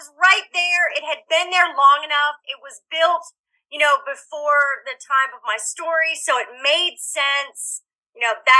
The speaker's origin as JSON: {"language": "English", "town": "Woodland", "country": "United States", "tie": "born or raised there", "said": "There were some similarities because I grew up in Woodland. I spent my summer tagging along with my sister, who probably thought I was a pest, on my bike, and we would just steady cross the ferry."}